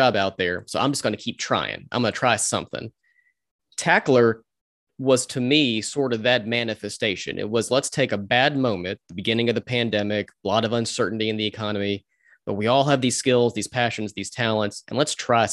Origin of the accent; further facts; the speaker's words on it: Augusta, Georgia, United States; moved away; also born or lived in Athens, Georgia; I'm from Augusta originally